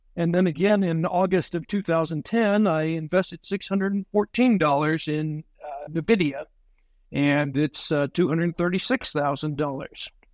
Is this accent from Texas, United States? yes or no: yes; Texas, United States; I'm from Texas